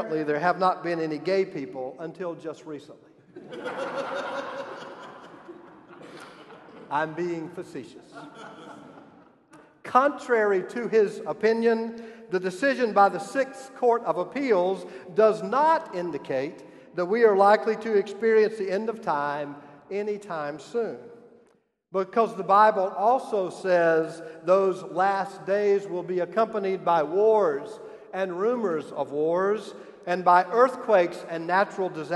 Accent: South Carolina, United States; moved away; my home state

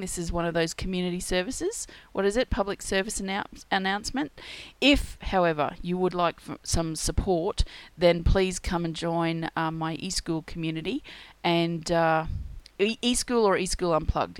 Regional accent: Australia; being Australian, we have a lot of crocodiles

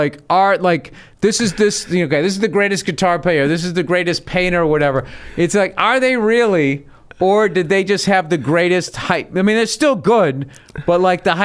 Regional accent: suburbs of Boston, Massachusetts, United States; moved away as an adult; also born or lived in New York; I'm from the suburbs.

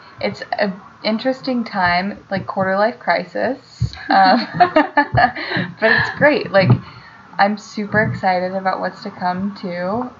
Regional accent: California, United States; born or raised there; moved away

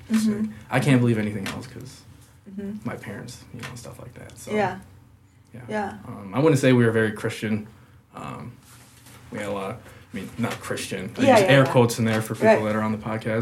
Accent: Delavan, Wisconsin, United States; also born or lived in Elkhorn, Wisconsin / Eau Claire, Wisconsin / Milwaukee, Wisconsin; Then we moved down here when I was in kindergarten, so back to Delvin. And I was there up until I left for the Army

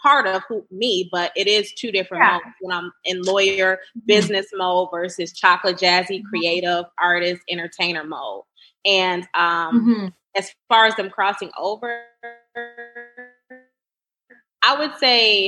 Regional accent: Cleveland, Ohio, United States; now in Detroit, United States; my dad lives in Cleveland, so I'm originally from Cleveland

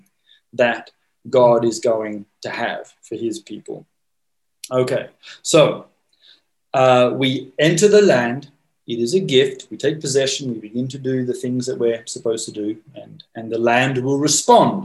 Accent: Australia; moved away; I grew up in Australia in the monarchy.

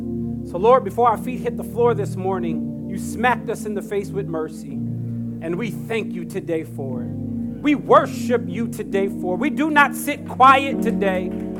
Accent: Jacksonville, North Carolina, United States; I grew up, one of the places I grew up was in Jacksonville, North Carolina.

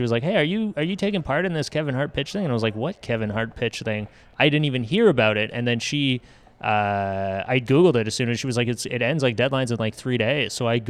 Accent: Canada; I'm from Canada

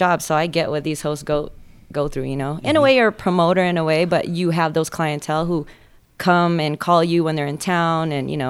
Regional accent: the Bay Area, California, United States; moved away as an adult; now in Las Vegas, United States; I'm from Cali. All over California, actually. I grew up in the Bay Area, and then I went down to Southern California before moving to Vegas.

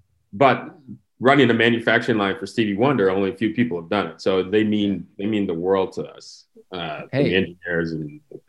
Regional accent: Midwest, United States; I grew up in the Midwest. We played football, and I was actually a ski racer.

